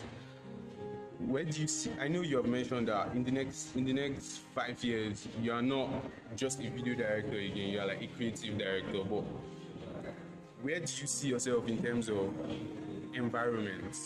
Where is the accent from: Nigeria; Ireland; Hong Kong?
Nigeria; as a Nigerian myself